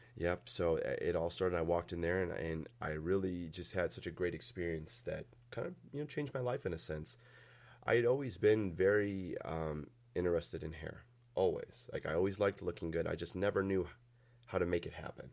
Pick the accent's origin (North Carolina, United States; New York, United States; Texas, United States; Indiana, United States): Indiana, United States; Valparaiso; also born or lived in Chesterton, Indiana; when I was probably three years old, we moved out here to Valpo, or out to Valpo and stayed there